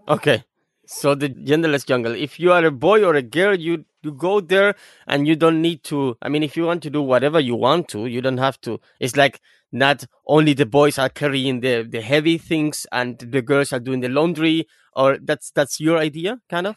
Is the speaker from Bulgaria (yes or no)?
no; Cuba; first language Spanish; English is a second language; "My mother tongue is Spanish," since I'm a Cuban